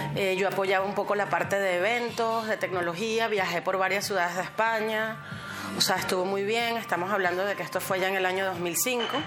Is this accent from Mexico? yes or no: no; Caracas, Capital District, Venezuela; moved away as an adult; now in Madrid, Spain; soy de Caracas, Venezuela